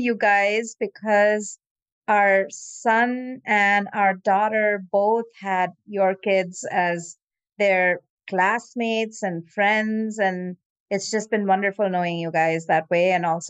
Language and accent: English; India; now in United States; growing up in India